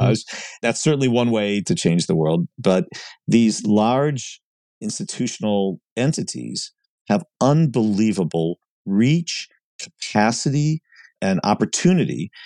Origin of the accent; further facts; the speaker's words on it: Cleveland, Ohio, United States; moved away as an adult; also born or lived in Columbus, Ohio; now in Washington, D.C., United States; I grew up in Cleveland, Ohio, and, and subsequently then, you know, lived in Columbus, Ohio, and now my family's in, in Washington, D C.